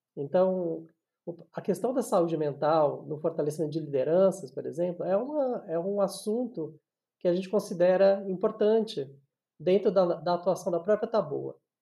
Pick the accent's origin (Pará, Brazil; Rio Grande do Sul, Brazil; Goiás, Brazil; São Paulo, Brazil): São Paulo, Brazil; eu nasci em São Paulo